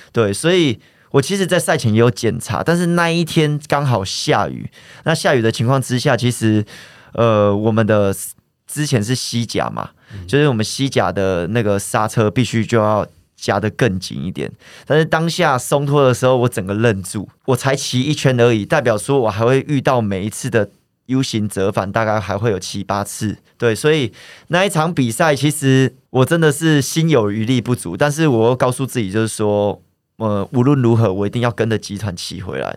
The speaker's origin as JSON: {"language": "Chinese", "town": "Changhua", "region": "Changhua County", "country": "Taiwan", "tie": "born or raised there", "said": "我们家住的地方刚好就是在彰化的南窑宫，就是嗯。那个妈祖庙的附近"}